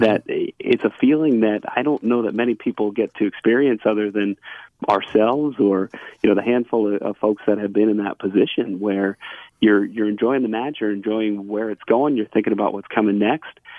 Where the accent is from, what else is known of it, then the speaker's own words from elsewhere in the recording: Allentown, Pennsylvania, United States; growing up in Allentown